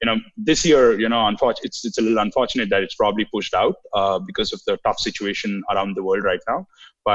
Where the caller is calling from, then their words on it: Bangalore, Karnataka, India; I'm dialing in from Bangalore.